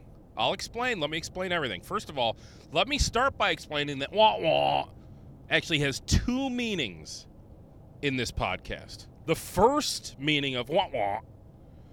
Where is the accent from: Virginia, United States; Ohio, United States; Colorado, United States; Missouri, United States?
Ohio, United States; Northeast; now in Rochester, United States; I grew up in Northeast Ohio